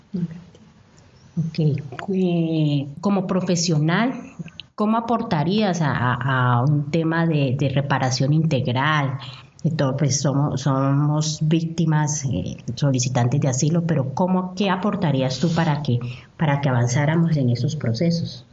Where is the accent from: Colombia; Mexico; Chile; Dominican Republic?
Colombia; now in Germany; colombianos como yo